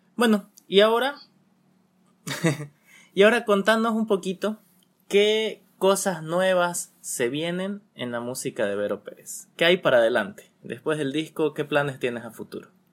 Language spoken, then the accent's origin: Spanish; Bolivia; tenemos que darle más interés como bolivianos